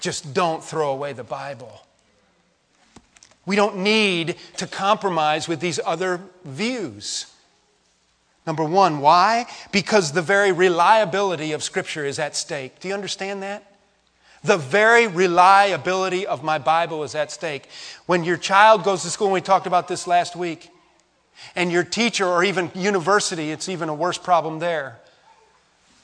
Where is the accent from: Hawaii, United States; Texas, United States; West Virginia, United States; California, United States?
West Virginia, United States; we're from West Virginia